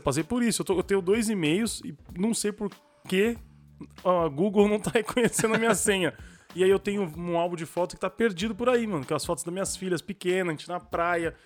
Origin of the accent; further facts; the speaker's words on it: Brazil; Eu sou, eu sou brasileiro